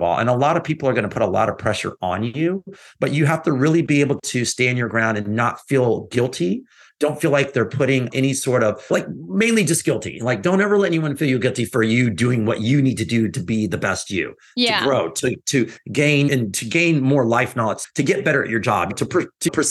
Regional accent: Texas, United States; I grew up in Texas

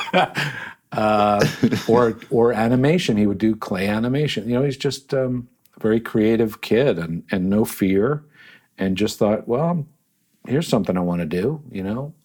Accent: Yardley, Pennsylvania, United States; also born or lived in Trenton, New Jersey; we eventually moved after I was four to a town called Yardley, Pennsylvania, which is right there along the Delaware River

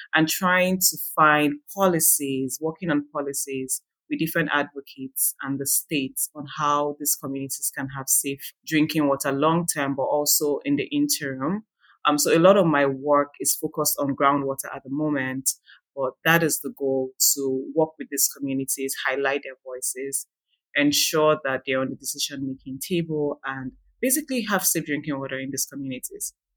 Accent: Nigeria; now in California, United States; I am originally from Nigeria

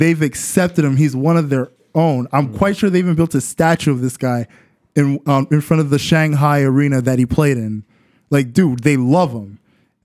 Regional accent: Canada; I'm Canadian

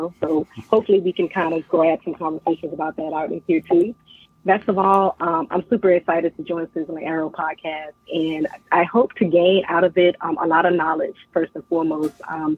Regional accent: Henderson, North Carolina, United States; I'm originally from Henderson, North Carolina

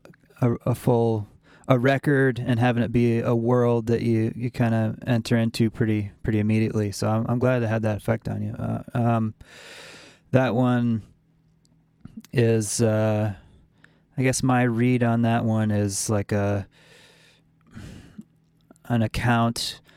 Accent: Pittsfield, Massachusetts, United States; I grew up in Pittsfield, Massachusetts, just a small town, city on the kind of on the New York border

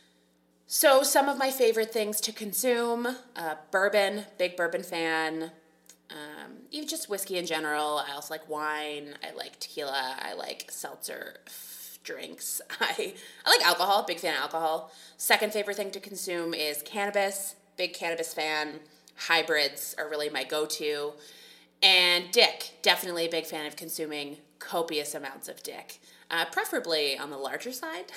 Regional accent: Guelph, Ontario, Canada; moved away as an adult; now in Toronto, Canada; I grew up in Guelph. If anybody knows Guelph, it's the small Ontario city

